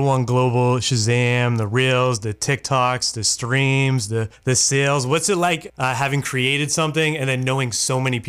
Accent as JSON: {"language": "English", "town": "Worcester", "region": "Massachusetts", "country": "United States", "tie": "born or raised there", "moved": "yes", "lives_now": "Maine, United States", "said": "I grew up in Worcester, Massachusetts. I'm in Maine now, but grew up in Worcester, Massachusetts"}